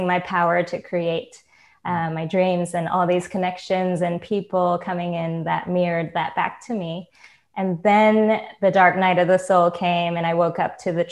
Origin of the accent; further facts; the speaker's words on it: California, United States; moved away as an adult; also born or lived in Singapore / Japan; I was born in Singapore, lived in Japan for a few years, grew up in California, and I left California to travel the world 3 years ago